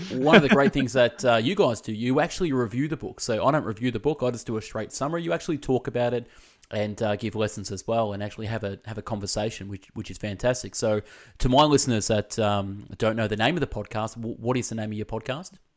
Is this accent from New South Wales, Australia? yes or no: no; Melbourne, Victoria, Australia; I'm from Melbourne